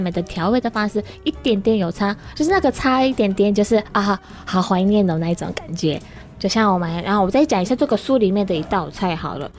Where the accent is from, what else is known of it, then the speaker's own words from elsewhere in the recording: Ishigaki, Okinawa, Japan; Chinese is a second language; moved away as an adult; also born or lived in Tokyo, Japan; now in Taiwan; 那石垣岛的很乡下